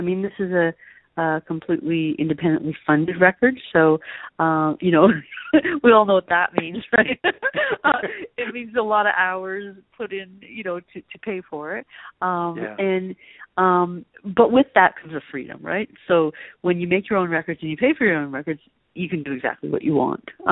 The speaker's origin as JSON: {"language": "English", "town": "Toronto", "region": "Ontario", "country": "Canada", "tie": "born or raised there", "said": "I'm not from the country. I grew up in Toronto"}